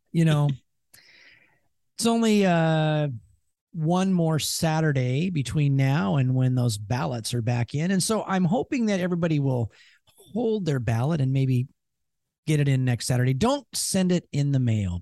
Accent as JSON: {"language": "English", "town": "Seattle", "region": "Washington", "country": "United States", "said": "we're from Seattle"}